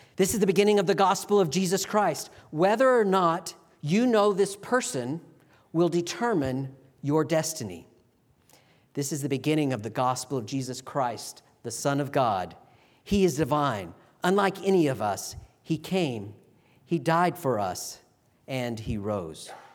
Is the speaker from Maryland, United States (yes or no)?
no; Texas, United States; now in Virginia, United States; where I grew up in Texas